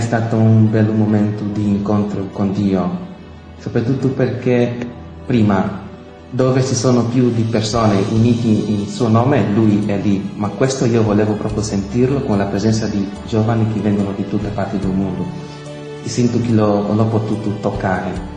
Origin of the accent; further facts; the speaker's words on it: Angola; moved away; vengo dall'Angola, ho 30 anni